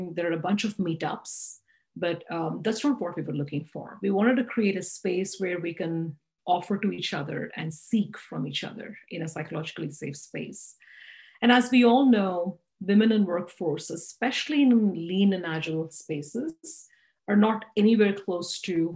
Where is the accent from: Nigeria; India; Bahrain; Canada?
India; moved away; I was raised and educated in India